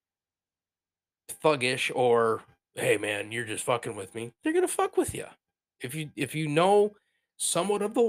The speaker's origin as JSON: {"language": "English", "town": "Bay City", "region": "Michigan", "country": "United States", "said": "I come from Bay City"}